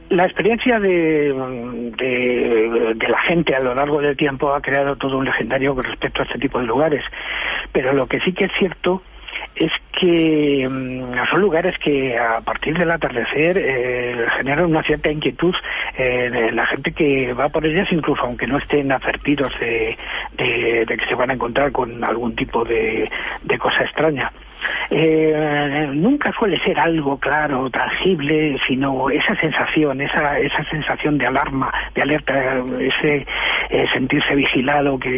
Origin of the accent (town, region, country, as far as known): El Escorial, Community of Madrid, Spain